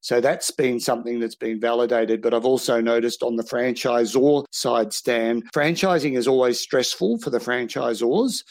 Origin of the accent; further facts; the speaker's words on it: Australia; from Australia